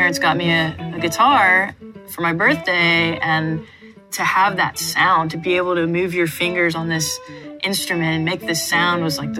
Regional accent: Austin, Texas, United States; also born or lived in Houston; Third grade was when we moved to Austin and from Houston

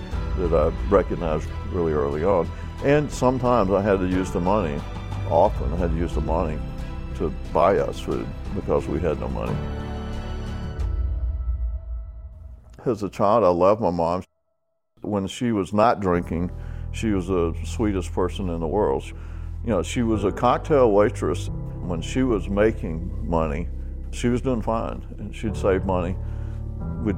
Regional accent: Atlanta, Georgia, United States; I grew up in Atlanta, in the slums of Atlanta

